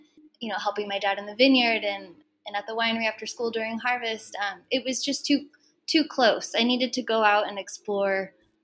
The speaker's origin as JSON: {"language": "English", "town": "Placerville", "region": "California", "country": "United States", "tie": "born or raised there", "also_born_or_lived": "Huntington Beach, California", "said": "I grew up in Southern California as a kid, but my family moved us up to Northern California, to the Sierra foothills, when I was 8 years old"}